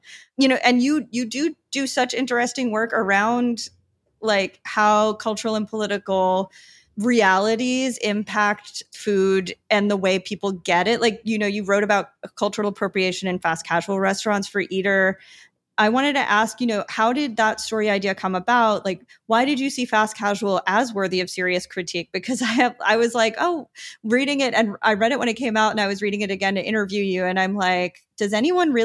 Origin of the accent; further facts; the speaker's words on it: New York, United States; now in San Juan, Puerto Rico; I'm from New York